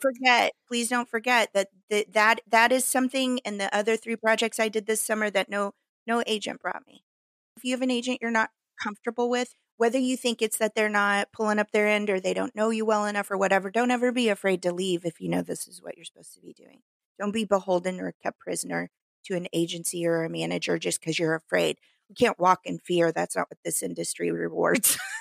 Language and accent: English; Midwest, United States; accent: hick; now in Los Angeles, United States; because I was raised in the Midwest.